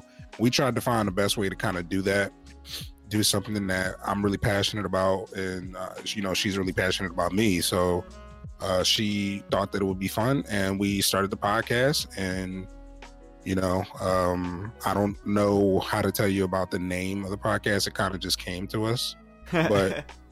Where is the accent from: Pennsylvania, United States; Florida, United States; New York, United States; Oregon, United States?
Pennsylvania, United States; Philadelphia; I'm from Philadelphia, Pennsylvania.